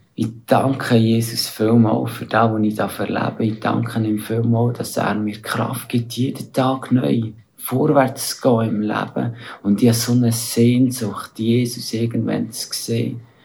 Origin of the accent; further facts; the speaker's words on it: Aargau, Switzerland; moved away as an adult; now in India; bin aus dem Aargau und lebe aber momentan in Indien die meiste Zeit.